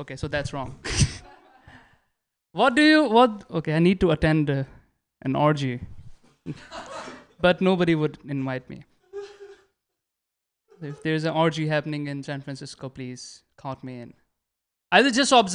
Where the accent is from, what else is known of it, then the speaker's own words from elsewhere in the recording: India; moved away as an adult; now in United States; I'm so Indian